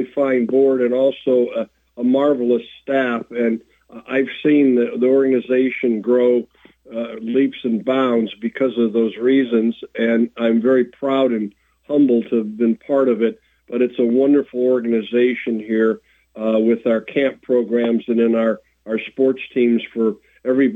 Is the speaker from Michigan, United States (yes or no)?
yes; Detroit, Michigan, United States; When I was growing up in Detroit, Michigan